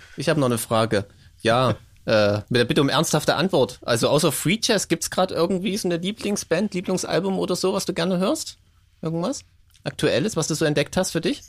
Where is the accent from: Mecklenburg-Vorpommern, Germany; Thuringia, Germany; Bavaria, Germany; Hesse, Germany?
Thuringia, Germany; Gera; ich komme aus Gera